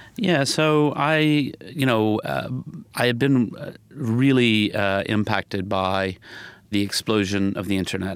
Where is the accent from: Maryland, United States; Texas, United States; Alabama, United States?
Alabama, United States; Huntsville; moved away; growing up in the South